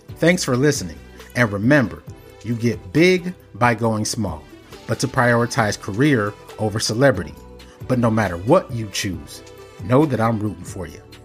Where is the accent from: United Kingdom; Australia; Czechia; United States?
United States; Cincinnati, Ohio; also born or lived in Nigeria; I'm Nigerian as well. I was born, indeed, I was born in Cincinnati, but my father's in Lagos